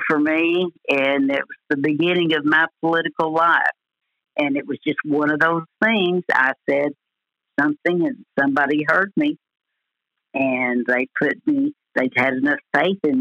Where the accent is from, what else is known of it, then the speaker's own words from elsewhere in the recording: DeValls Bluff, Arkansas, United States; now in Paragould, United States; a little old girl from Della Plaine, Arkansas. I tell people I'm from Paragould, but I started out in Della Plaine. That's where I went to school my early years